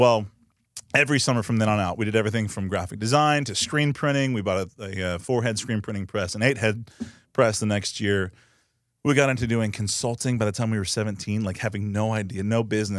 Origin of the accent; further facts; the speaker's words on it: Coppell, Texas, United States; In Coppell.